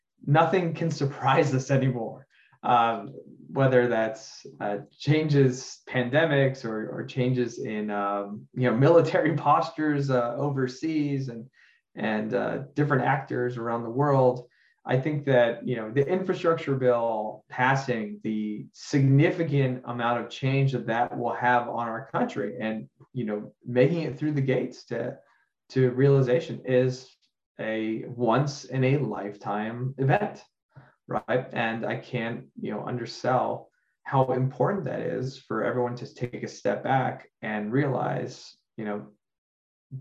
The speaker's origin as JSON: {"language": "English", "town": "Miami", "region": "Florida", "country": "United States", "tie": "born or raised there", "said": "Surfside in Miami and the horrible tragedy that occurred in my hometown and in my community"}